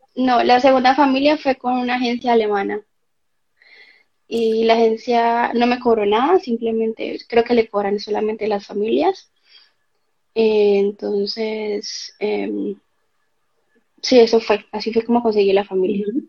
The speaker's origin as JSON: {"language": "Spanish", "town": "Cali", "region": "Valle del Cauca", "country": "Colombia", "moved": "as an adult", "lives_now": "Germany", "said": "vengo de Colombia, de la ciudad de Cali"}